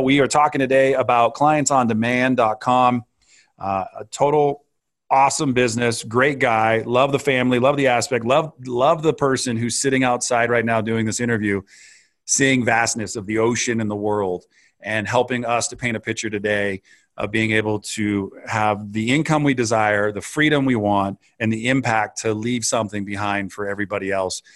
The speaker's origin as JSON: {"language": "English", "region": "California", "country": "United States", "tie": "born or raised there", "said": "I grew up in Northern California and Southern California"}